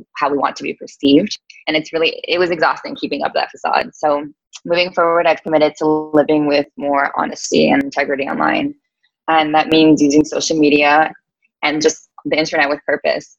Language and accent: English; New York, United States; also born or lived in Las Vegas; I am from New York